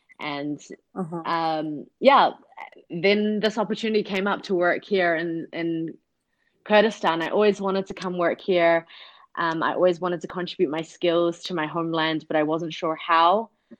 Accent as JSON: {"language": "English", "country": "Pakistan", "tie": "born there", "said": "I was born in Pakistan in a refugee camp there."}